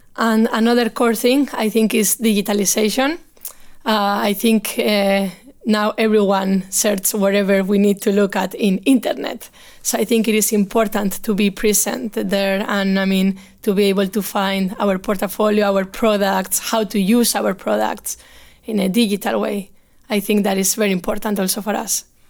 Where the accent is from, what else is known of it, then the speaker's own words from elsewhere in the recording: Bilbao, Basque Country, Spain; moved away as an adult; now in Stockholm, Sweden; I'm from Bilbao, uh, in the north of Spain